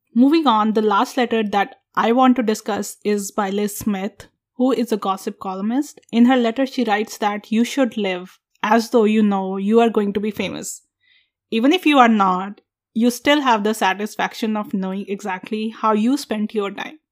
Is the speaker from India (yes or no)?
yes; India; moved away as an adult; now in United States; we are from India, our accents are somehow like lesser